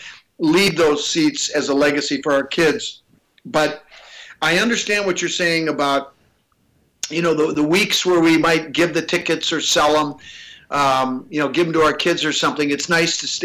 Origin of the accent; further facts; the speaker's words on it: Minnesota, United States; I'm from Minnesota